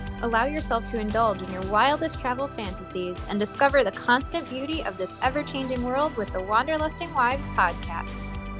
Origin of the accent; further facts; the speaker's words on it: Western New York, United States; now in Rochester, United States; I'll give the elevator pitch for my current hometown, which is Rochester, New York.